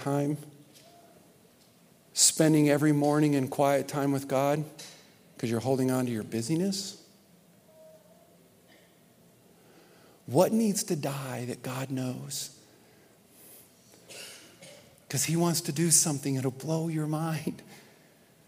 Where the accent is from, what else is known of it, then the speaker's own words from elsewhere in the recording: Nebraska, United States; I'm growing up in Nebraska